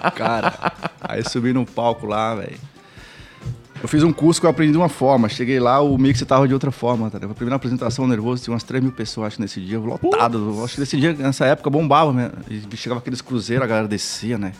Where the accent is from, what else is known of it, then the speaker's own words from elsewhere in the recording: Northeast Region, Brazil; moved away; also born or lived in Florianópolis, Brazil; eu vim do Nordeste